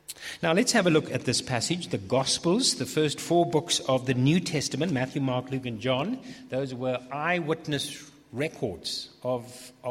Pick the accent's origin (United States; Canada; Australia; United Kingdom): United Kingdom; England; I'm too English for that.